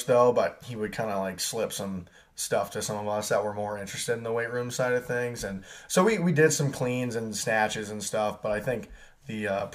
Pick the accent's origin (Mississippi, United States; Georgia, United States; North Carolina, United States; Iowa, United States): Iowa, United States; Marion; now in Cedar Rapids, United States; I was born and raised in Marion, Iowa, currently living in Cedar Rapids.